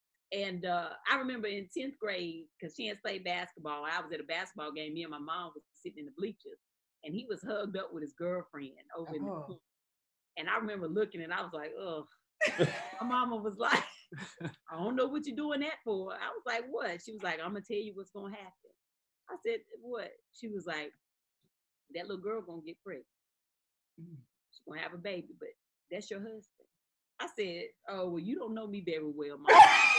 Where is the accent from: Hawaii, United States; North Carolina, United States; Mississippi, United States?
North Carolina, United States; Eden; Yep, Eden, North Carolina.